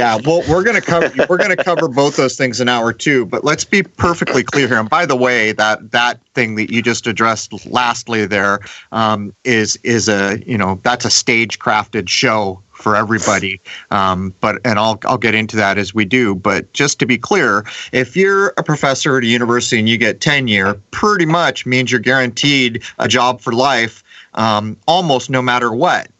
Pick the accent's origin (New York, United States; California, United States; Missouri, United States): California, United States; San Diego; moved away as an adult; growing up in San Diego